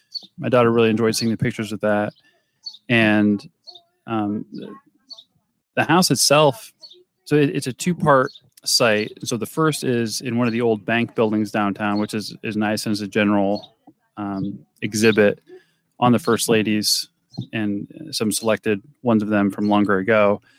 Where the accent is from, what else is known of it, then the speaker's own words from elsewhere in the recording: Ohio, United States; And we're from Ohio, many of them.